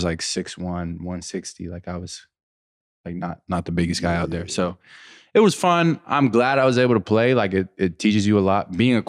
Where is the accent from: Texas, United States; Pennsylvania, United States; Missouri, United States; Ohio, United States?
Pennsylvania, United States; I'm from Western PA and we love football.